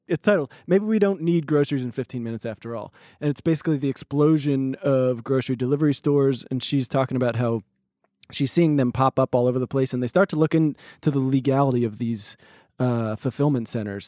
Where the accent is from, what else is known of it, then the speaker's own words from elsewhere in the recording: Los Angeles, California, United States; And I said, "L A."